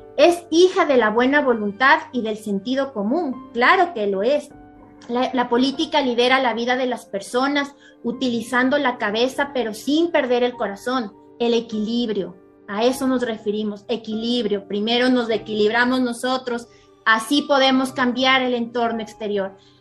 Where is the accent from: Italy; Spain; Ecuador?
Ecuador; en mi país, en Ecuador